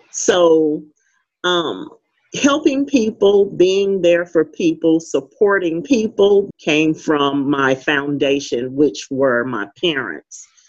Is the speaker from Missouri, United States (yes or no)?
yes; St. Louis, Missouri, United States; now in Fayetteville, United States; growing up in St. Louis, Missouri, I uh, lived in the inner city